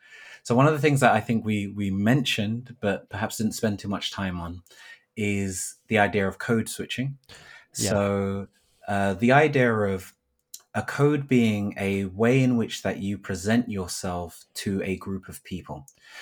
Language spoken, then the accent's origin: English; Thornton Heath, London, United Kingdom; born or raised there